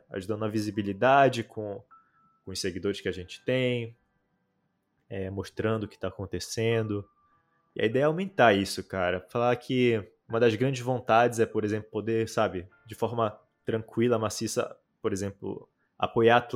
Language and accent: Portuguese; North Region, Brazil; mas é como eu sou do norte do Brasil